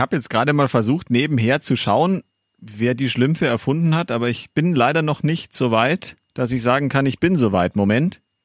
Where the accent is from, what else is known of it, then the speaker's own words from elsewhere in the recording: Gilching, Bavaria, Germany; in, in, in Gilching, da wo ich herkomme hier